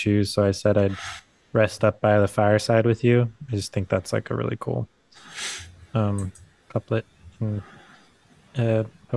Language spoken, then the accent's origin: English; California, United States; moved away; also born or lived in Utah; I grew up in California and it's always like warm